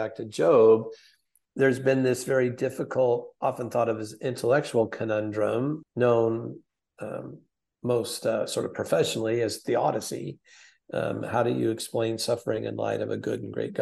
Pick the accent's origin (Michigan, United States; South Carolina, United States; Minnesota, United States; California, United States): California, United States; Santa Ana; now in Tennessee, United States; Calvary Chapel in Santa Ana, the city where I was born and raised